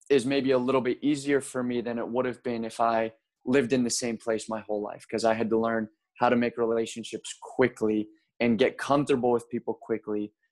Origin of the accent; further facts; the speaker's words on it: Baltimore, Maryland, United States; But my hometown, if I had to just say, you know, in general, where am I from? It's Baltimore, Maryland. So that okay. that was sort of where I grew up spiritually.